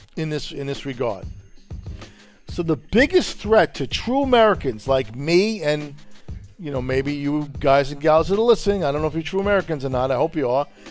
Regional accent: Italy; now in United States; I was born in Italy myself

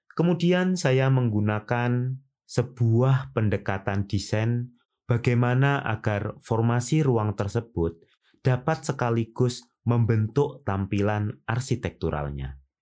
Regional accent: Indonesia; saya orang Indonesia

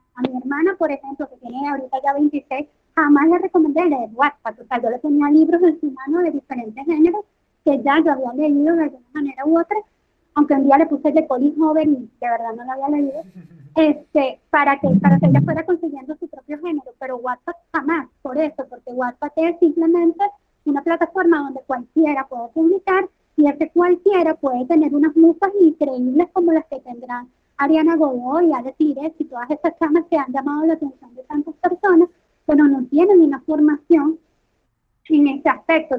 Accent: Venezuela; accent: costeño, caraqueño; moved away; Venezuela, que es de donde yo soy

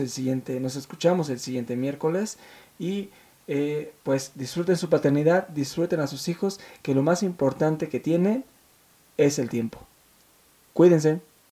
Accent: Mexico City, Mexico; nos venimos a la Ciudad de México hace pues, muchos años y con una mano adelante y la otra atrás, eh, mi madre nos sacó, me sacó adelante trabajando en casa, haciendo pues las labores domésticas de otras personas llevándome a la escuela

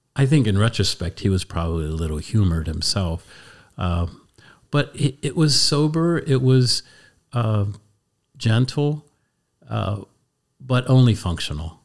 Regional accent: Columbia, Pennsylvania, United States; I grew up in Columbia, Pennsylvania, Lancaster County

